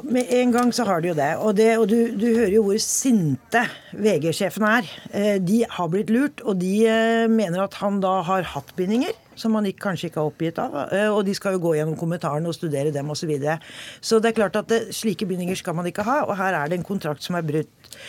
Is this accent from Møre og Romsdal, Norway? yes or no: no; Hokksund, Buskerud, Norway; Jeg er jo, eh, er jo fra Hokksund